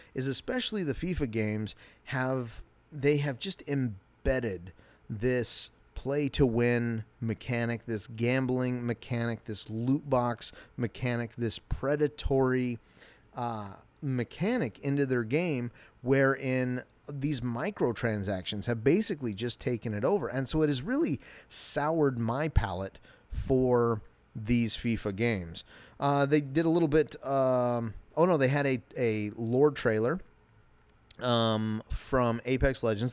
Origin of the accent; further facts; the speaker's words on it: United States; I'm an American.